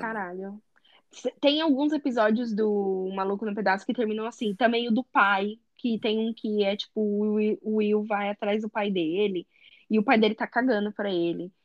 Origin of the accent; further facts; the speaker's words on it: Brazil; moved away; also born or lived in Europe; eu sou do Brasil